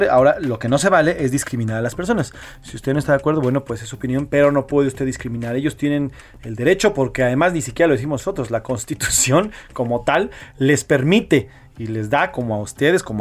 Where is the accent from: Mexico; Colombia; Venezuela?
Mexico; somos mexicanos, somos humanos